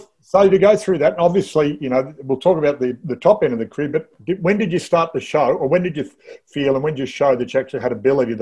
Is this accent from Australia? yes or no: yes; Melbourne, Victoria, Australia; I grew up in Airport West